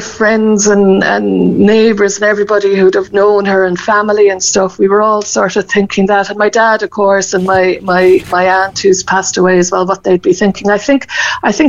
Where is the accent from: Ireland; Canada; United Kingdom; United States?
Ireland; Cork, Munster; I come from Ahla, but my mum was from Bear and dad from Coolay, so I know that part of the country very well